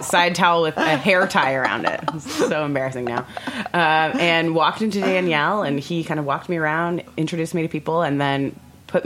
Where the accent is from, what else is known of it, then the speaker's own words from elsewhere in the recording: Orlando, Florida, United States; moved away; also born or lived in New York / San Francisco; I grew up in Orlando, Florida